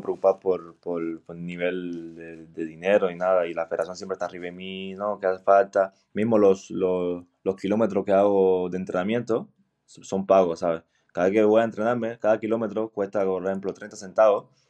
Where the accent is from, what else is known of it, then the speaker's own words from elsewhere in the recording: Cienfuegos, Cuba; now in Belgium; Y empecé en Cienfuegos, yo soy de Cienfuegos.